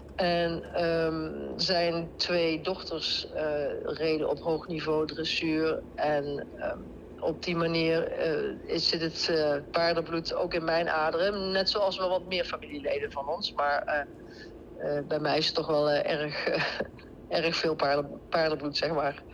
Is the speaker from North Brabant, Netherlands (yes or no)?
yes; Deurne, North Brabant, Netherlands; accent: Brabants; moved away as an adult; Ja, ik kom zeker uit Brabant. Ik kom uit Deurne, dat ligt bij, bij Eindhoven